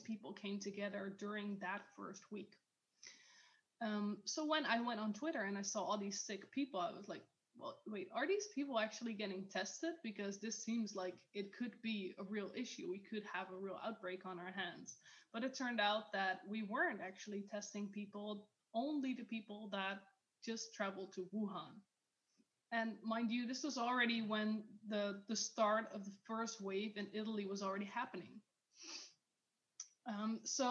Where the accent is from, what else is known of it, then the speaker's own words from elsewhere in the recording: Netherlands; in my country, I'm from the Netherlands